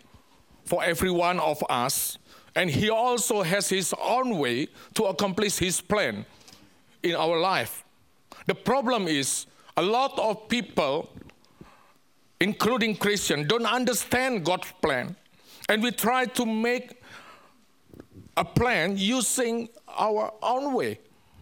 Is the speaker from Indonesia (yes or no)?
yes; Indonesia; English is a second language; moved away; also born or lived in Hong Kong; I'm from Indonesia. Of course, English is not my language, my mother language.